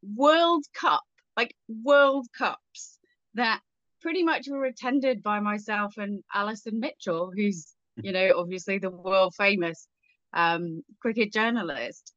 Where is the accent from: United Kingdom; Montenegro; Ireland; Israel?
United Kingdom; England; growing up in England